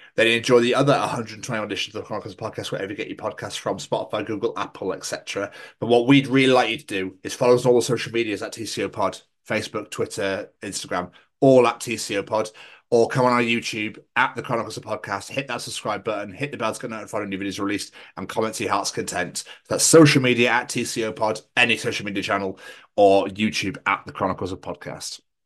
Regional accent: Scotland, United Kingdom; accent: Scottish; I really have not butcher my own fucking accent here

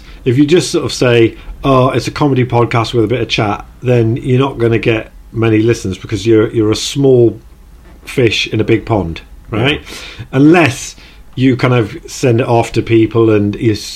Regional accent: Newcastle upon Tyne, North East England, United Kingdom; accent: Geordie; my Geordie accent

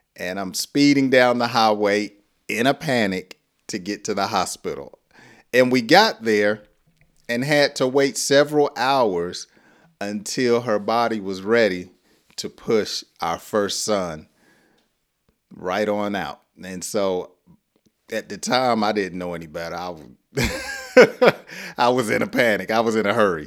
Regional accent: the South, United States; I talk slow because I'm from the South

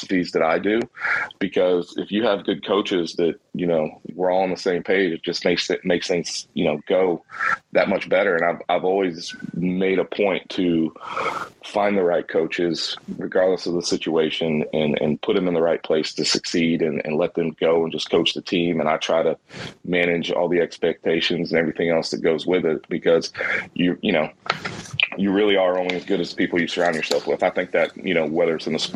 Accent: Jacksonville, Florida, United States; I'm originally from Jacksonville, Florida. I went to a high school, Bishop Kenny High School

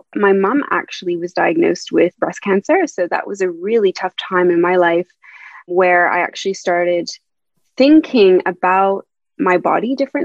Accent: Canada; moved away as an adult; also born or lived in Montreal, Canada; now in London, United Kingdom; I'm originally from Canada, so as you may hear from my accent, I'm not a British

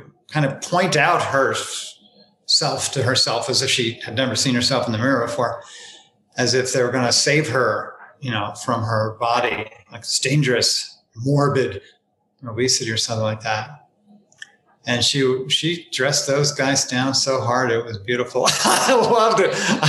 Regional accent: northern New Jersey, United States; I grew up on garbage trucks in northern New Jersey, so it's a little rough inside of this mouth

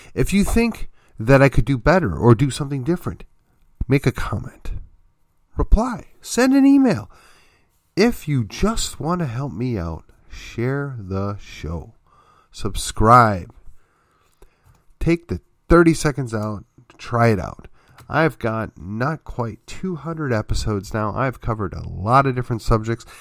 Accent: just outside of Milwaukee, Wisconsin, United States; moved away; also born or lived in Texas; I grew up just outside of Milwaukee

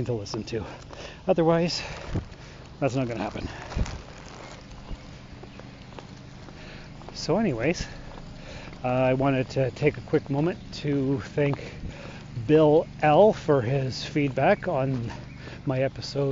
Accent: Sault Ste. Marie, Ontario, Canada; moved away as an adult; also born or lived in North Bay / Timmins; I was born and raised here in the Sioux.

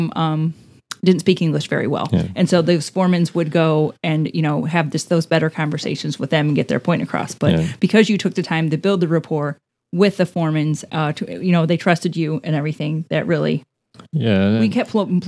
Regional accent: Midwest, United States; We're from the Midwest. Yeah. We can't help it. It's bred into us.

